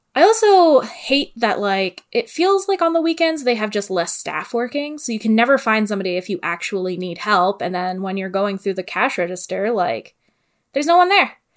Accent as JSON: {"language": "English", "town": "Sault Ste. Marie", "region": "Ontario", "country": "Canada", "tie": "born or raised there", "said": "I am from the Great North all the way up there in Sault Ste. Marie, and snow days were not a thing."}